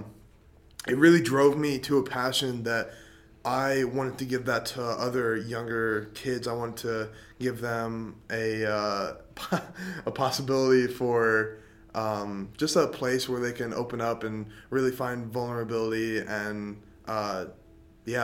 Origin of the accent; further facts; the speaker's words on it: Middlebury, Indiana, United States; born and raised in Middlebury, Indiana